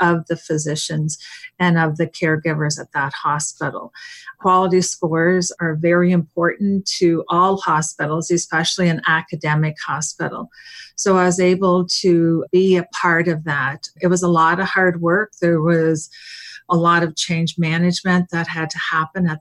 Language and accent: English; East Coast, United States; moved away as an adult; also born or lived in Seattle; I'm from the East Coast, and I was moving to the West Coast